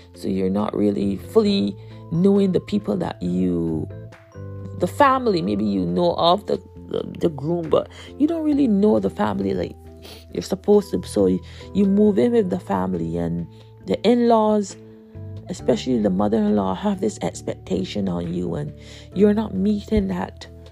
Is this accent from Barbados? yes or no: yes; Barbados; I'm from Barbados